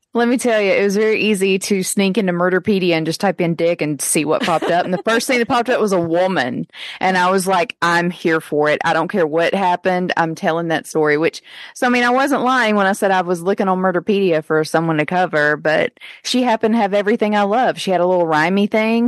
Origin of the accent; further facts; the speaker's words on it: Pontotoc, Mississippi, United States; my hometown of Pontotoc, Mississippi